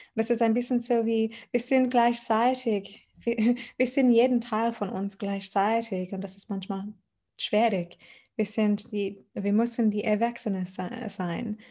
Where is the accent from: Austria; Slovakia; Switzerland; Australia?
Australia; Adelaide, South Australia; German is a second language; moved away as an adult; now in Germany; ich komme aus Australien. ähm, aus Adelaide, genau. Die ist die Name von meiner Heimat. Und mhm. äh, ich war am Meer aufgewachsen